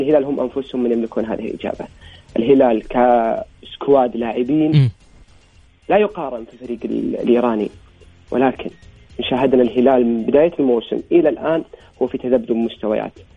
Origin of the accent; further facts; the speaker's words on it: Saudi Arabia; عندنا في الرياض